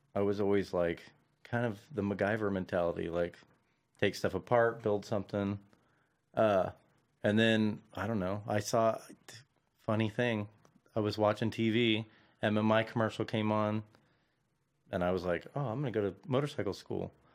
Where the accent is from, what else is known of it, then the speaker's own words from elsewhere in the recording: Santa Clarita, California, United States; also born or lived in Van Nuys; I'm originally from, like, Santa Clarita